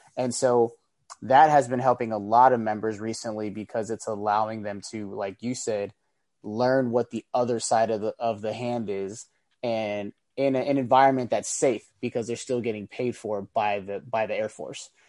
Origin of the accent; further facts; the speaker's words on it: San Francisco Bay Area, California, United States; originally, I'm from the Bay Area, San Francisco Bay Area, California.